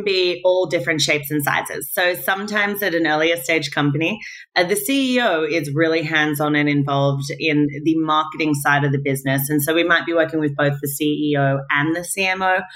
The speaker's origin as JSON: {"language": "English", "country": "Australia", "also_born_or_lived": "Manhattan, New York", "moved": "yes", "lives_now": "New York, United States", "said": "I'm Australian"}